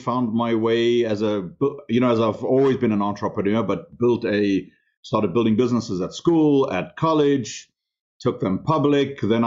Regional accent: Namibia; English is a second language; moved away; I grew up in Africa, in a country called Southwest Africa

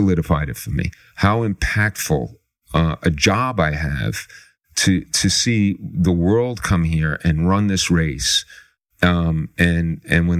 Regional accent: New York City, New York, United States; I grew up in the Bronx.

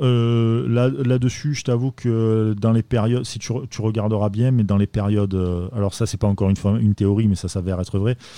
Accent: Marseille, Provence-Alpes-Côte d'Azur, France; en tant que Marseillais

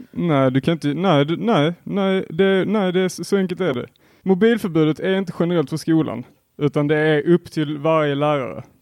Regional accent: Helsingborg, Skåne, Sweden; jag är också från Helsingborg

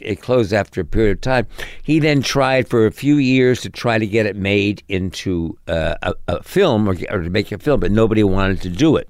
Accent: New York City, New York, United States; also born or lived in Connecticut / Hollywood; I grew up in New York City

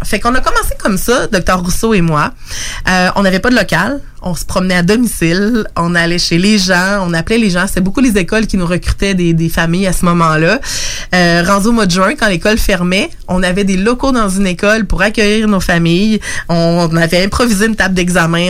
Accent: Lévis, Quebec, Canada; je suis native de Lévis

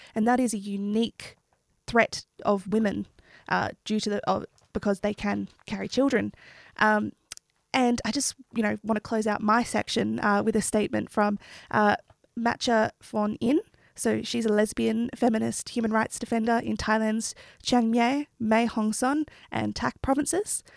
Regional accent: New South Wales, Australia; an Australian Indigenous Wiradjuri Gundagarra woman

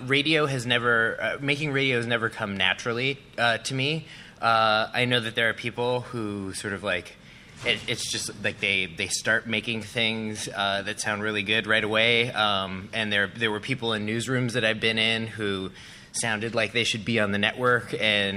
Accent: Milwaukee, Wisconsin, United States; now in Chicago, United States; I'm from Milwaukee. I live in Chicago.

